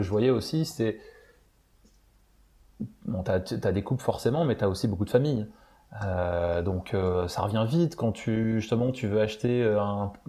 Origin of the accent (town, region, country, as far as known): Belgium